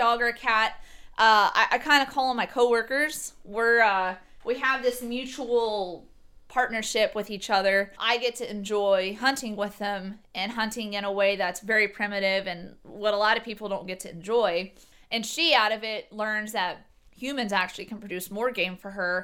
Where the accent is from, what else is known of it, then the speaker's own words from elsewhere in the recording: Texas, United States; moved away; I'm from Texas and I was born, raised, you know, hunting and fishing.